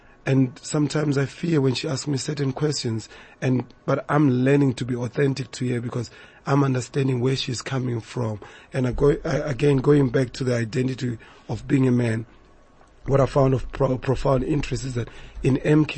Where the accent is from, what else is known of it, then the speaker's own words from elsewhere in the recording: South Africa; And we also must check where we've been moving as a South African community